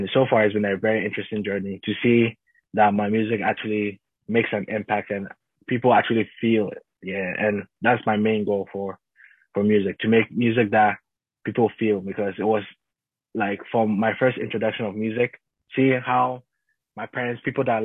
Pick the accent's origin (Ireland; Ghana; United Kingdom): Ghana; I grew up in Ghana. I'm a Ghanaian man